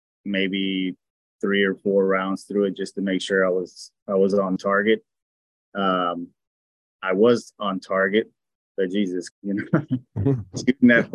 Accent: Houston, Texas, United States; also born or lived in Mexico; I was born in Houston

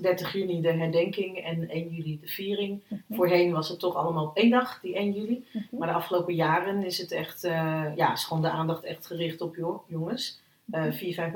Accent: Utrecht, Netherlands; uit Utrecht, geboren en getogen in Utrecht

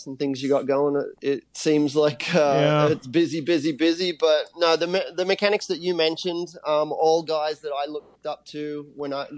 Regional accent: Australia; moved away; my hometown

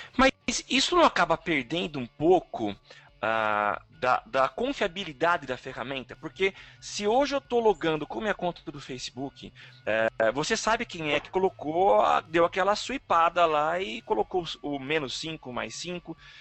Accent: São Carlos, São Paulo, Brazil; eu sou de São Carlos

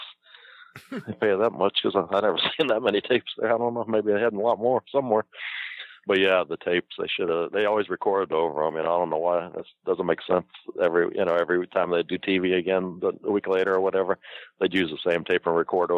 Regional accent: Akron, Ohio, United States; moved away; I'm from Akron.

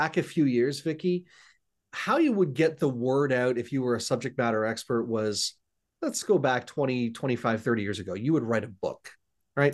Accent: Hamilton, Ontario, Canada; moved away as an adult; now in Gananoque, Canada; I'm actually born and raised in a city called Hamilton, Ontario

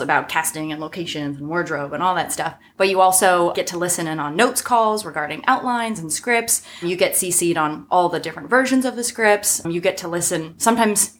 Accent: Sacramento, California, United States; moved away as an adult; also born or lived in New York; now in Los Angeles, United States; I'm originally from Sacramento

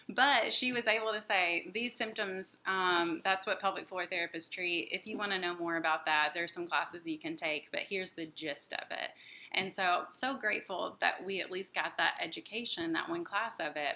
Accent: Jackson, Tennessee, United States; moved away as an adult; now in Nashville, United States; I'm from Jackson, Tennessee

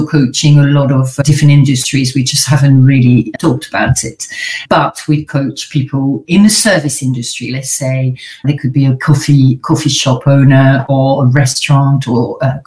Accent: France; accent: French; English is a second language; moved away as an adult; now in United Kingdom; I'm French originally. I'm sure you've heard, but I've got a bit of an accent where everyone's thinking, where is she from exactly? So I'm French. I was born in France. I lived there till I was 21.

